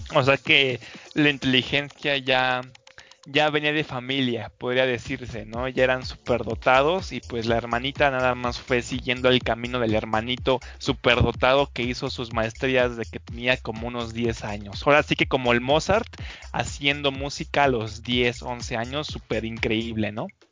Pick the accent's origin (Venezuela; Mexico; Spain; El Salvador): Mexico